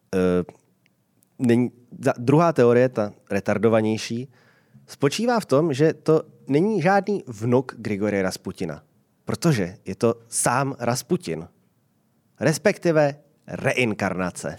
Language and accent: Czech; Prague, Czechia; když jsem byl dítě, tak my jsme až v roce 93, když mi byly 4 roky, k nám byla zavedená pevná linka. A to byl normální byt na Vinohradech